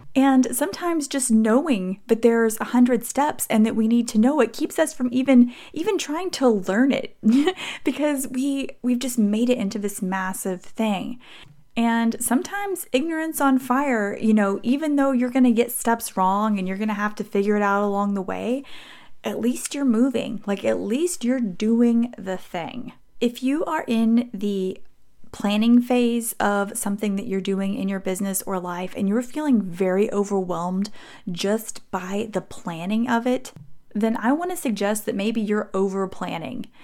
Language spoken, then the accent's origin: English; Texas, United States; I'm from Texas